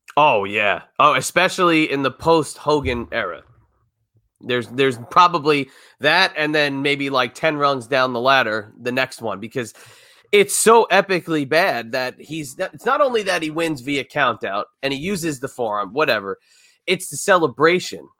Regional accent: New Jersey, United States; I grew up in New Jersey

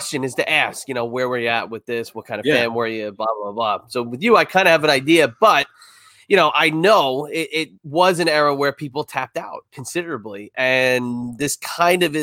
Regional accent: Red Bank, New Jersey, United States; moved away; also born or lived in Middletown, New Jersey; Red Bank

